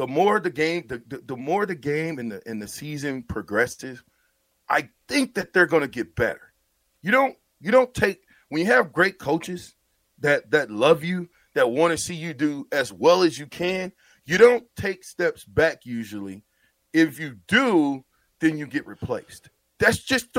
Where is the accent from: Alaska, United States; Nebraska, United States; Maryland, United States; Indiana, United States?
Nebraska, United States; Omaha; my hometown, Omaha